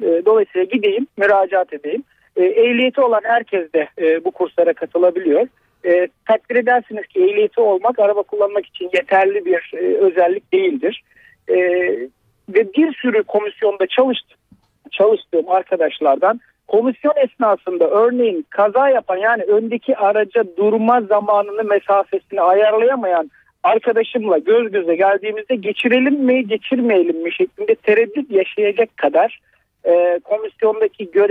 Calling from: Ankara, Turkey; ben Ankara'dan.

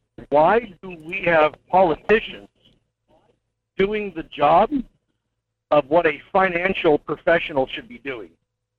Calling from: Fairbanks, Alaska, United States; I'm calling from Fairbanks, Alaska.

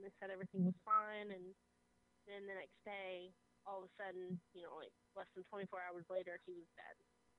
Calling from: Florida, United States; I'm calling from Florida.

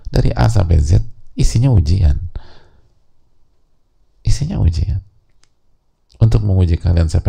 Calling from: East Nusa Tenggara, Indonesia; Saya dari NTT, domisili Depok

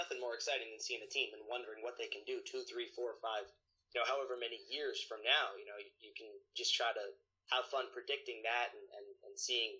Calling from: New Jersey, United States; I am right now from New Jersey.

